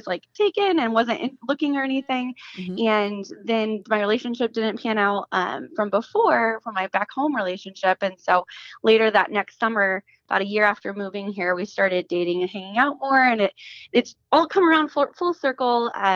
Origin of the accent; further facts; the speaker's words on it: Indiana, United States; moved away as an adult; now in Michigan, United States; I am from literally the middle of nowhere in Indiana. So I grew up in a one stoplight town